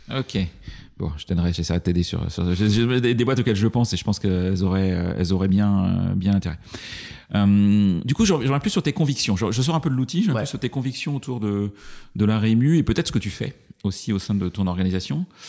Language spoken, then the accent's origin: French; Brittany, France; je suis breton